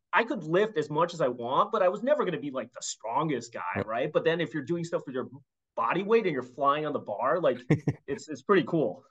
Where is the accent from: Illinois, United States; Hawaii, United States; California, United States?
Illinois, United States; Chicago; I grew up in Chicago